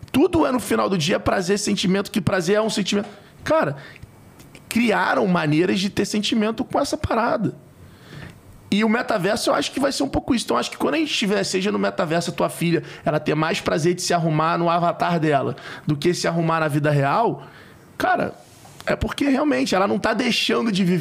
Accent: Rio de Janeiro, Brazil; É que Porra, eu sou carioca, mãe.

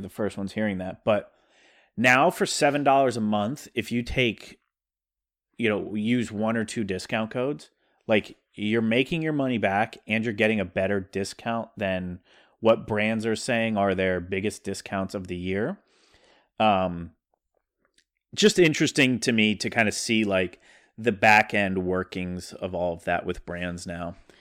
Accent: South Dakota, United States; accent: South Dakota; my South Dakota accent

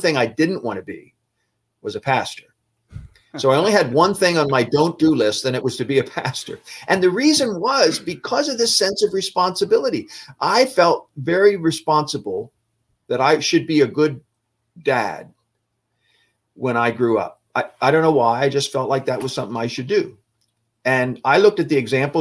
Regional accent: Philadelphia, Pennsylvania, United States; I grew up in the Philadelphia, Pennsylvania area.

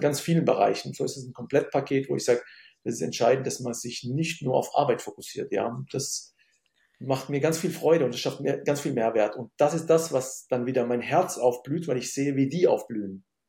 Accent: Germany; also born or lived in Syria; ich komme aus Syrien, eine, ich bin Migrationskind und ähm, bin in Deutschland aufgewachsen

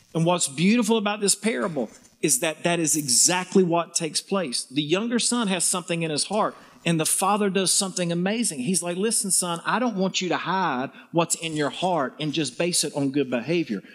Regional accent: the South, United States; accent: southern; my southern charm

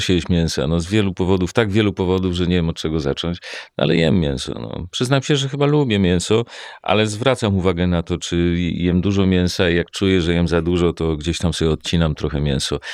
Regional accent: Warsaw, Masovian Voivodeship, Poland; jak się urodziłem i mieszkam w Warszawie

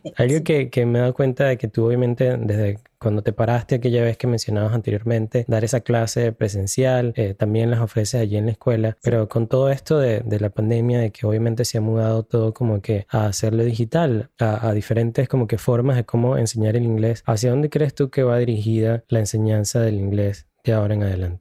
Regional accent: Venezuela; now in United States; Yo en Venezuela estudié en un colegio privado

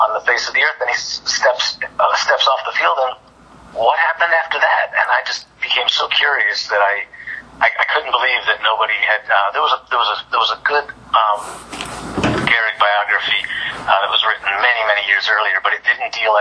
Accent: New York, United States; I grew up in New York

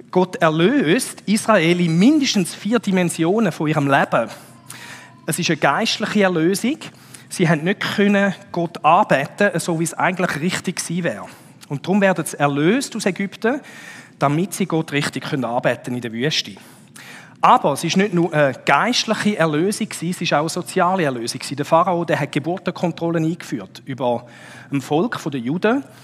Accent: Switzerland; Das ist so ein bisschen wie wenn wir als Schweizer würden sagen, Berg.

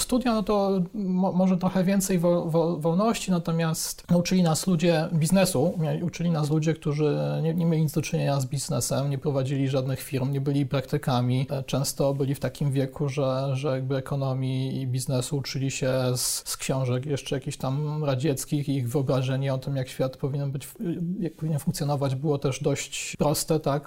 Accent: Chrzanów, Lesser Poland, Poland; moved away as an adult; also born or lived in Warsaw; w moim rodzinnym mieście, jestem z Chrzanowa, to mhm. jest w Małopolsce

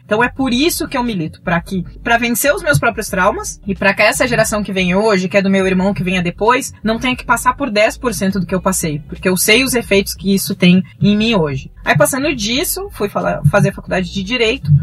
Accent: Pelotas, Rio Grande do Sul, Brazil; moved away as an adult; also born or lived in Maputo, Mozambique; now in São Paulo, Brazil; o McDonald's tinha acabado de chegar em Pelotas, eu sou do interior do Rio Grande do Sul e meus pais não tinham grana para me levar lá

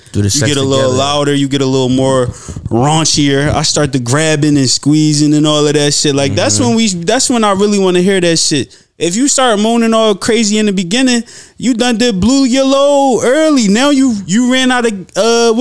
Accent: Philadelphia, Pennsylvania, United States; I'm from West Philly

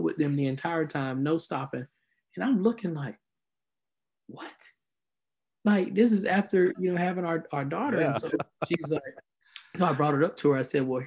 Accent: South Georgia, United States; moved away as an adult; also born or lived in Melbourne, Florida; I'm originally from South Georgia.

